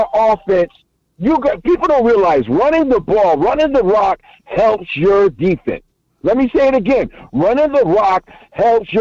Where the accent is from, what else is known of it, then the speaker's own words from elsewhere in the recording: New York, United States; I'm from New York